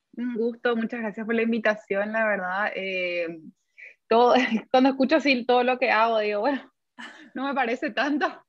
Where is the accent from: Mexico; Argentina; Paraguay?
Paraguay; nuestra mentalidad como paraguayos